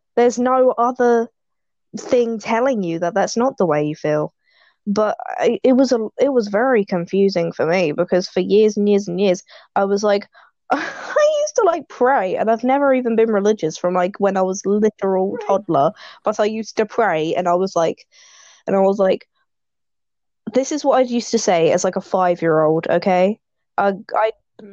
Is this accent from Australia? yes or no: no; United Kingdom; I am British